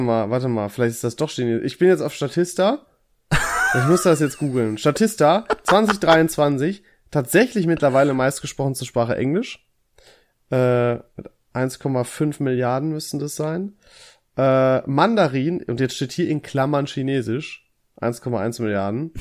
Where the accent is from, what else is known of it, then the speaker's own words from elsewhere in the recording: Germany; als Deutscher